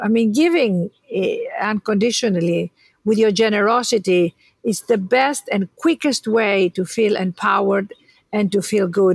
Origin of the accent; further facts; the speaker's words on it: Greece; moved away; I was born in Greece